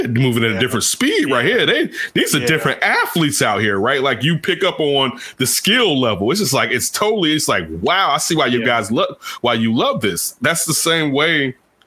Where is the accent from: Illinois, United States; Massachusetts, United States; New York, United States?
Illinois, United States; Chicago; I grew up in Chicago